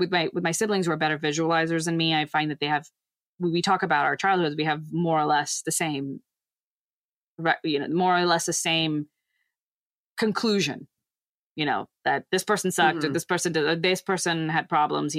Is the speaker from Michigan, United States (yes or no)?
no; Texas, United States; I say I'm from Texas